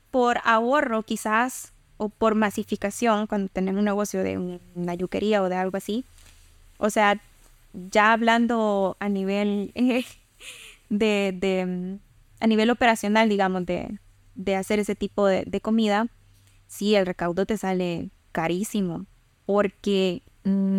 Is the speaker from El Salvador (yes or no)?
yes; El Salvador